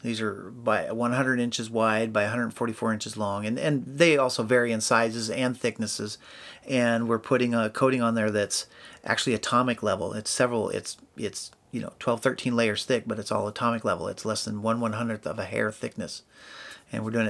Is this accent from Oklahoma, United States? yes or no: no; Albany, Oregon, United States; moved away as an adult; also born or lived in Washington; now in Salem, United States; I was actually born and raised in Albany